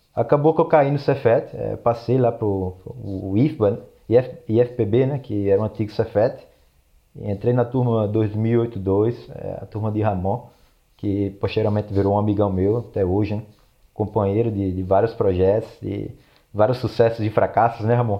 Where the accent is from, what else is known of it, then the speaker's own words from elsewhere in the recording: João Pessoa, Paraíba, Brazil; moved away as an adult; also born or lived in San Diego, United States / Torrance, United States; now in Los Angeles, United States; sou de João Pessoa, na Paraíba. Atualmente eu moro em Los Angeles, na, na Califórnia